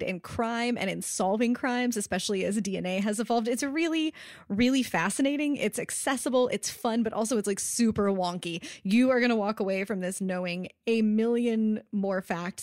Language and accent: English; Richmond, Virginia, United States; my hometown, Richmond